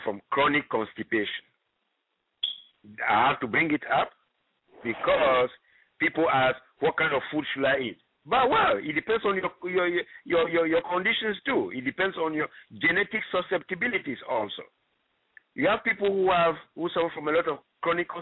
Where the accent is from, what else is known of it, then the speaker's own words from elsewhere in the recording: Ghana; now in United States; I'm originally from Ghana.